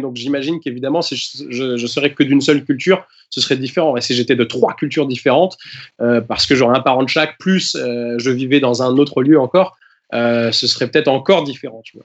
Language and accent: French; Normandy, France; also born or lived in England; je suis anglais et, euh, je suis normand à la fois